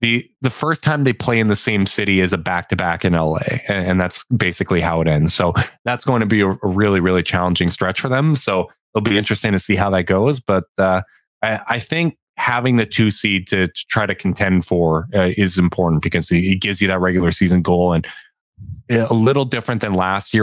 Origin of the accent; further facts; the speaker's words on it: Canada; I'm Canadian as hell